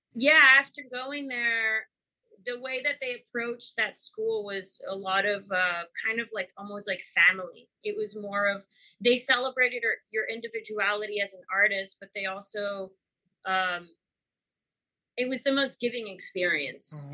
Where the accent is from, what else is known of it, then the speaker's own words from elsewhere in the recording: Mexico; now in Houston, United States; I grew up in Mexico